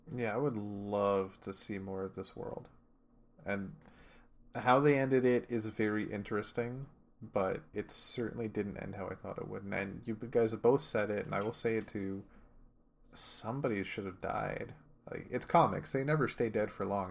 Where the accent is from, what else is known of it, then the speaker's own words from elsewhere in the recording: Canada; inner Canadian